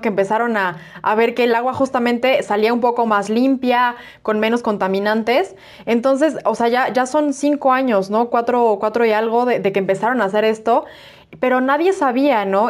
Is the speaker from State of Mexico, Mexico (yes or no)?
yes; Toluca, State of Mexico, Mexico; yo soy, yo soy de Toluca